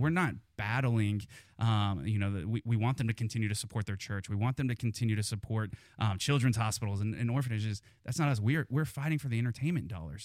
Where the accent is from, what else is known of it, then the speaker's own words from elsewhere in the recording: Kansas, United States; moved away as an adult; also born or lived in Missouri; now in Fort Worth, United States; I grew up in Kansas